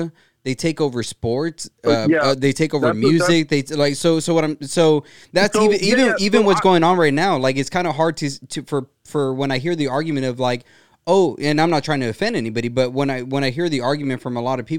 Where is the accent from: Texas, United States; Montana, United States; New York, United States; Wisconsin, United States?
Texas, United States; Brownsville; I'm from Brownsville, mm-hmm. Texas.